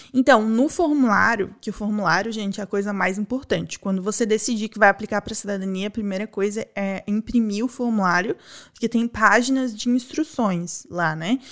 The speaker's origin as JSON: {"language": "Portuguese", "country": "Brazil", "moved": "yes", "said": "eu sou brasileira"}